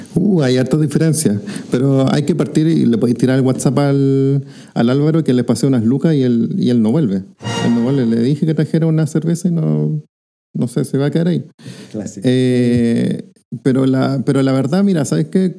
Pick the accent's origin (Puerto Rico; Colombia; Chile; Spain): Chile; Rancagua, O'Higgins; soy de Rancagua